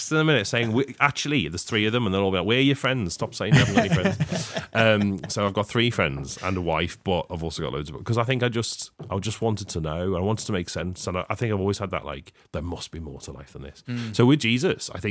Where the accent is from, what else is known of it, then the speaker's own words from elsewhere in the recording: United Kingdom; And I grew up in Heighton. I grew up on an estate